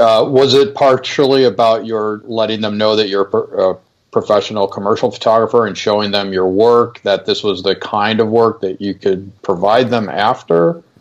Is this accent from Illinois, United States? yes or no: yes; Chicago, Illinois, United States; I'm from Chicago